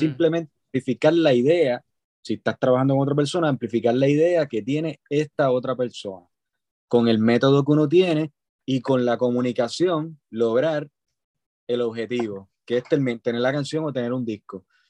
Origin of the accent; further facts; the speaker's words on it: Puerto Rico; soy un músico este, puertorriqueño